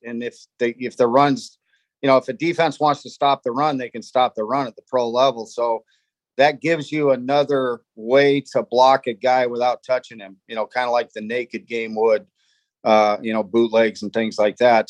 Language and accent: English; Los Angeles, California, United States; we grew up in the San Fernando Valley in, in Southern California